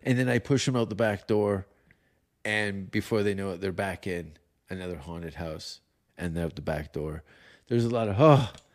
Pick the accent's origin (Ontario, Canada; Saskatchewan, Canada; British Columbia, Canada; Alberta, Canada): Ontario, Canada; Hamilton; Martin Short and Eugene Levy are from my hometown